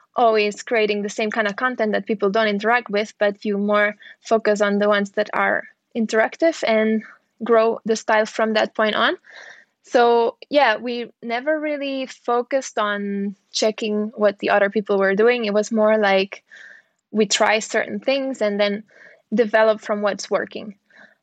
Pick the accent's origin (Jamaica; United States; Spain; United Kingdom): Spain; Barcelona, Catalonia; I was born in Barcelona, sunny Barcelona